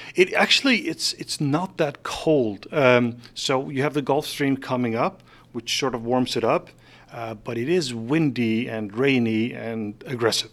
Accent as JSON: {"language": "English", "country": "Faroe Islands", "tie": "born or raised there", "also_born_or_lived": "Denmark", "moved": "as an adult", "lives_now": "San Francisco, United States", "said": "I was born in the Faroe Islands in, uh, nineteen seventy-two, and I moved out of there in nineteen ninety-four. So I did live my first twenty-two years in the Faroe Islands"}